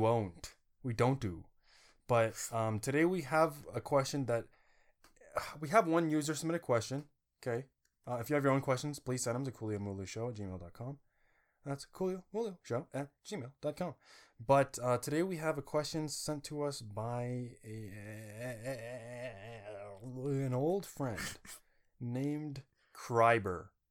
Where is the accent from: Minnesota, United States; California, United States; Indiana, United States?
Indiana, United States; I was born in Indiana